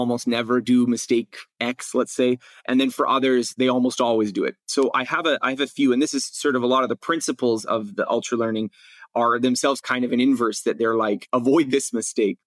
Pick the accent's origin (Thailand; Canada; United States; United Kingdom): Canada; in grade school in growing up in Canada